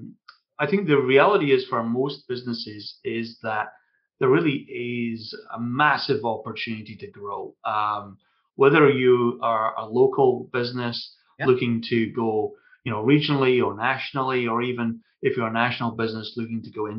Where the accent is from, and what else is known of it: Scotland, United Kingdom; accent: Scottish